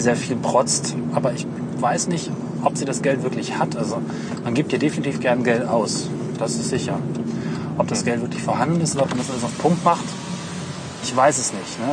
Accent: Hameln, Lower Saxony, Germany; moved away as an adult; ich bin hier 20 Jahre aufgewachsen, bis ich groß genug war und dann gegangen bin mit 18

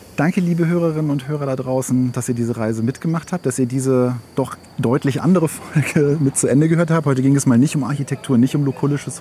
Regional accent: Germany; ich bin in Slowenien nicht aufgewachsen. Ich bin in Deutschland geboren, als mein Vater ausgewandert ist

